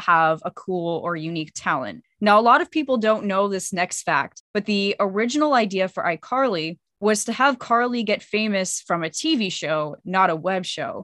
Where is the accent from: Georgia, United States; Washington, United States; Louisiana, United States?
Washington, United States; Seattle; I'm actually from Seattle. I was born and raised here.